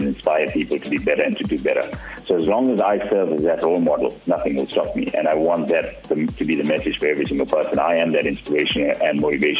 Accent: Durban, KwaZulu-Natal, South Africa; I'm proudly South African

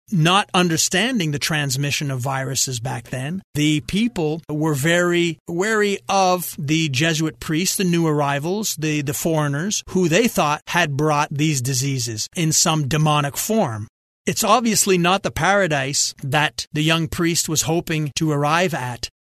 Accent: Quebec, Canada; growing up in French Catholic Quebec

